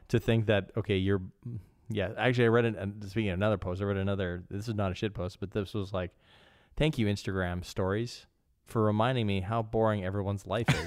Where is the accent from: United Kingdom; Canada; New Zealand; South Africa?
Canada; now in Copenhagen, Denmark; I am a Canadian. I live in Copenhagen.